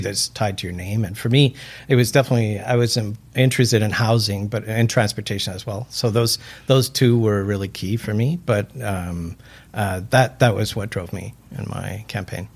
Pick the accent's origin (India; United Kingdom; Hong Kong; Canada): Canada; Vancouver, British Columbia; moved away as an adult; also born or lived in Burnaby / Vietnam / Beijing / Guangzhou; I am from Vancouver. I was actually born in Burnaby, but uh, grew up here